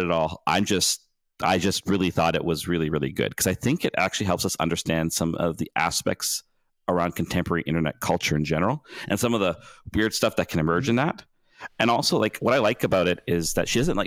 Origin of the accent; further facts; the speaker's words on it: near Vancouver, British Columbia, Canada; also born or lived in Victoria; I grew up near Vancouver. But I grew up like 45 minutes out of Vancouver